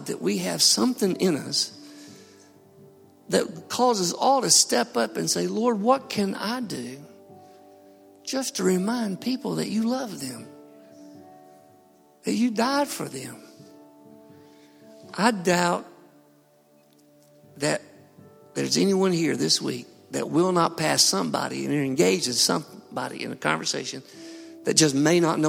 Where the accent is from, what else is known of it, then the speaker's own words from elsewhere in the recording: Harpersville, Alabama, United States; I grew up in Harpersville. My parents had a chicken farm